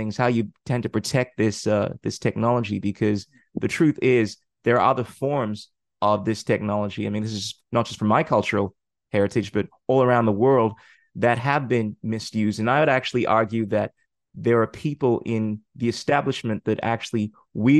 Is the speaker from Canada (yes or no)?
no; Ghana; in my culture, I come from Ghana